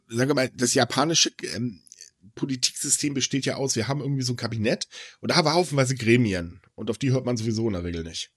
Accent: Germany; hier bei uns in Deutschland

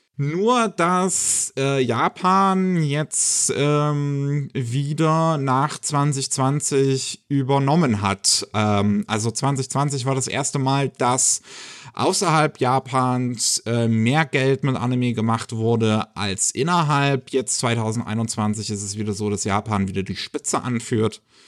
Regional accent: Germany; bei uns in Deutschland

